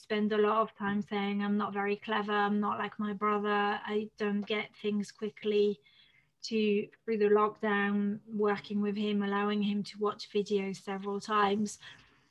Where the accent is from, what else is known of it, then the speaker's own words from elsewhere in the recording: France; first language French; English is a second language; moved away; I'm French